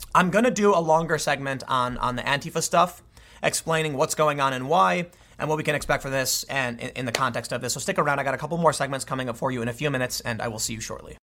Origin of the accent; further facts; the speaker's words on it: United States; I'm an American and identify as such